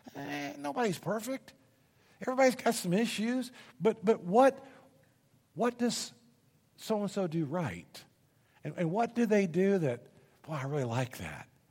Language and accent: English; Indianapolis, Indiana, United States; moved away as an adult; I grew up in Indianapolis, Indiana.